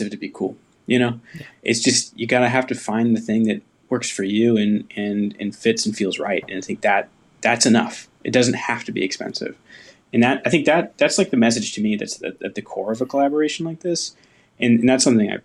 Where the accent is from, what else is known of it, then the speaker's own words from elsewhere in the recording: Chico, California, United States; moved away; I'm actually back in my hometown of Chico, California